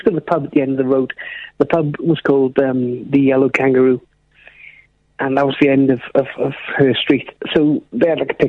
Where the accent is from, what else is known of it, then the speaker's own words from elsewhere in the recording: South Wales, United Kingdom; I'm from South Wales.